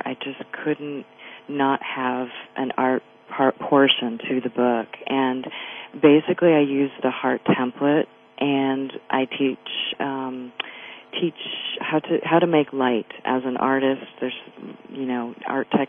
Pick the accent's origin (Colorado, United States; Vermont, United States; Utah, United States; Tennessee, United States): Vermont, United States; moved away as an adult; I grew up in Vermont, and all of my family and friends are there